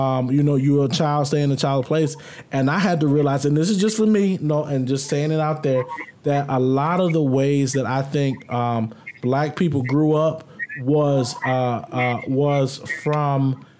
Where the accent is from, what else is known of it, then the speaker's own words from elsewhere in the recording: the South, United States; I grew up in the South